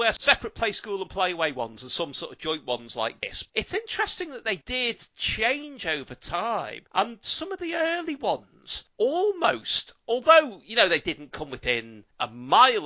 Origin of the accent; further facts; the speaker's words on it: Liverpool, North West England, United Kingdom; I'm from Liverpool